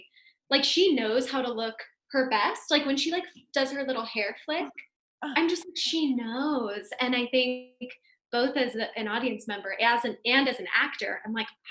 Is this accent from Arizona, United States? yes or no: no; Seattle, Washington, United States; I'm from Seattle